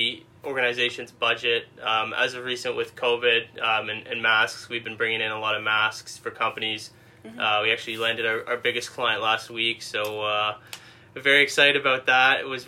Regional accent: Mississauga, Ontario, Canada; now in Cambridge, Canada; Born and raised Mississauga, and right now I live in Cambridge, just outside of Kitchener-Waterloo

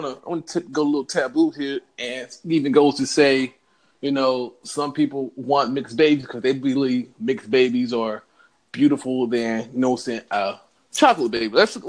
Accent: North Carolina, United States; now in Columbus, Georgia, United States; And I moved back down to the South, you know what I'm saying? Right. Georgia. I'm originally from North Carolina, but I stayed down in Columbus.

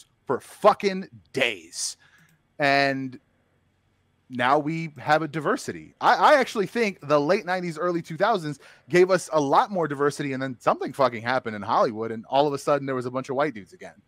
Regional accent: Bosnia & Herzegovina; moved away; I'm from Bosnia

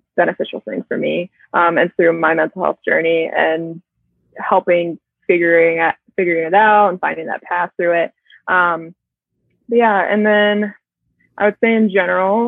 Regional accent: Florida, United States; moved away as an adult; also born or lived in Minnesota; I'm from Florida

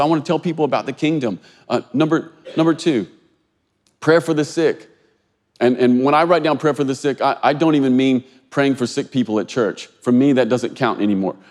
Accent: Kentucky, United States; this feels like my home state

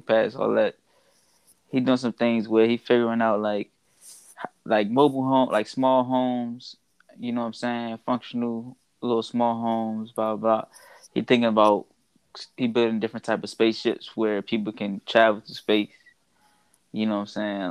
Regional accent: Washington, District of Columbia, United States; I'm from Washington D.C. Grew up there, born and raised

